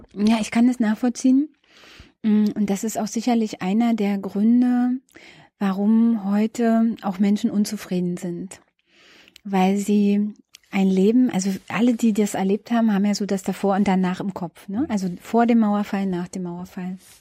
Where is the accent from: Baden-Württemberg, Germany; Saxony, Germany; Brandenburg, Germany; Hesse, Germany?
Brandenburg, Germany; Berlin outskirts; moved away as an adult; now in Berlin, Germany; Ich bin ja ähm, im Berliner Umland groß geworden